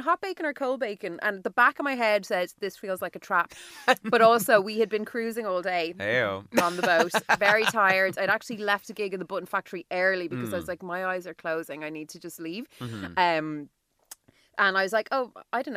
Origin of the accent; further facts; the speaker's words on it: Dublin, Leinster, Ireland; moved away; I am in the city centre of Dublin, my hometown